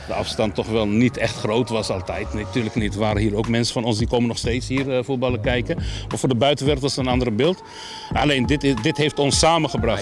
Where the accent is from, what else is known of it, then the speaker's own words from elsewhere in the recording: Utrecht, Netherlands; ons karakter als Utrechter